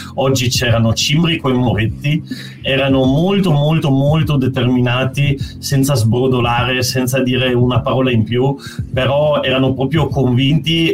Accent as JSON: {"language": "Italian", "country": "Italy", "also_born_or_lived": "Lithuania"}